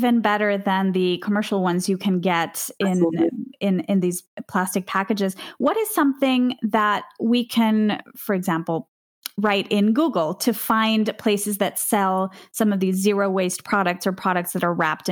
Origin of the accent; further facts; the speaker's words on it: Venezuela; moved away; I grew up in Venezuela.